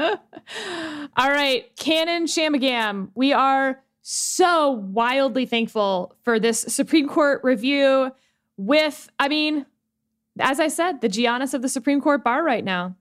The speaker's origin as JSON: {"language": "English", "region": "Texas", "country": "United States", "said": "as a Texan"}